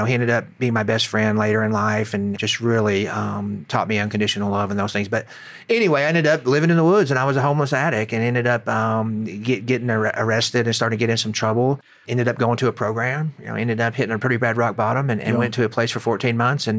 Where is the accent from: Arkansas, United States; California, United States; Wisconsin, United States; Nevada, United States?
Arkansas, United States; also born or lived in Missouri; So I was born up in Missouri, and my mom and dad got divorced when I was two, through a series of events. And my mom moved away, and I ended up in South Arkansas, a little town